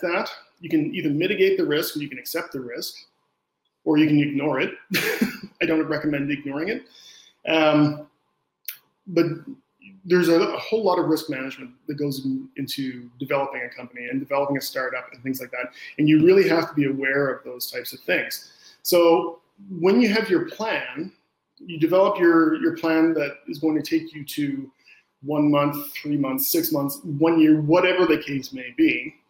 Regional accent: Canada; I'm Canadian

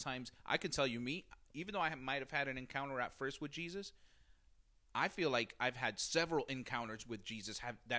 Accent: Jersey City, New Jersey, United States; growing up in Jersey City

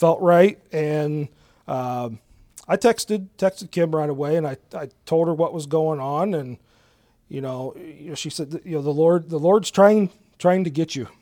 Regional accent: Galion, Ohio, United States; born and raised in Gallion, um, lived here all my life.

